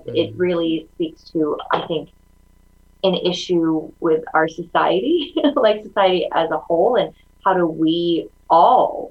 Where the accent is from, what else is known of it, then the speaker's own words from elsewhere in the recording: St. Louis, Missouri, United States; first language Mandarin Chinese; English is a second language; also born or lived in China / upstate New York; I grew up in like upstate New York and then St. Louis. I consider St. Louis my hometown